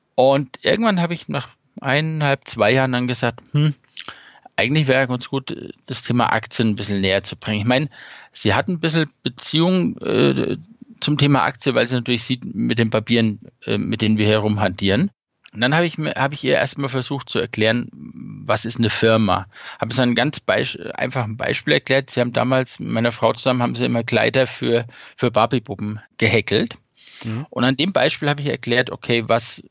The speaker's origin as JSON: {"language": "German", "area": "Lower Franconia", "region": "Bavaria", "country": "Germany", "moved": "yes", "said": "ich komme aus Unterfranken, aus der Ecke und Großeltern etc. waren schon häufiger im Klinikum"}